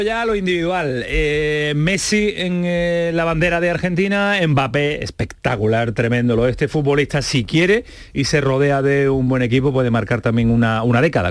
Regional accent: Andalusia, Spain; también aquí en España y en Andalucía

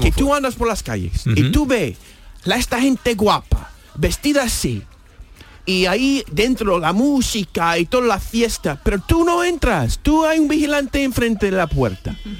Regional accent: New York, United States; Spanish is a second language; now in Spain; como neoyorquino

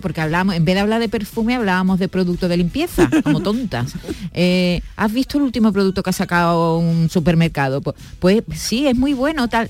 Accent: southern Spain, Spain; lo limpios que somos aquí en el sur. Aquí en el sur tenemos un estándar de limpieza alucinante

